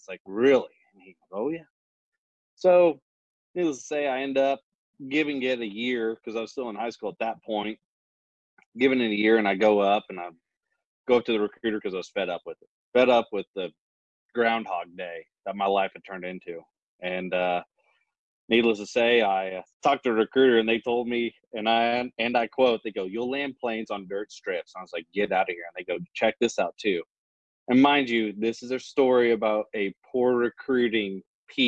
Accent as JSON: {"language": "English", "area": "the Ozarks", "region": "Missouri", "country": "United States", "tie": "born or raised there", "moved": "as an adult", "said": "I grew up in Missouri on the Ozarks, small town. Grew up on a farm"}